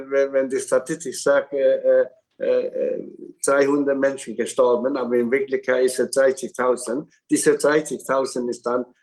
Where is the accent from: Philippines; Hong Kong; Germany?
Hong Kong; born there; German is a second language; Und in Hongkong, wo ich geboren bin, sind auch Chinesen.